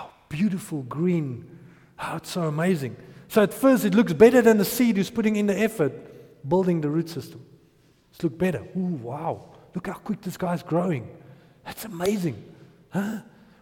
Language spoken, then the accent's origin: English; Potchefstroom, North West, South Africa; I grew up in Potch